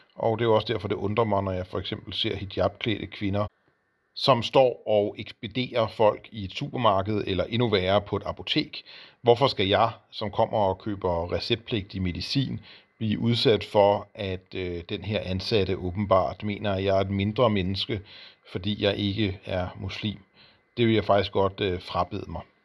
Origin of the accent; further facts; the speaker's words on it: Denmark; som dansker